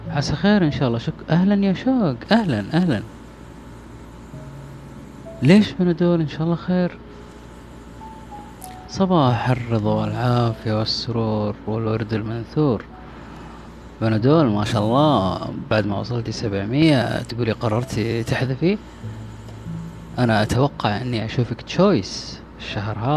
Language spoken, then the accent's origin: Arabic; Taif, Makkah Province, Saudi Arabia; also born or lived in Jeddah / Mecca / Medina / Riyadh; آه أنا من جدة لا أنا من الطائف بس آه سكنت في جدة أو عشت في جدة أو عشت في مكة عشت في المدينة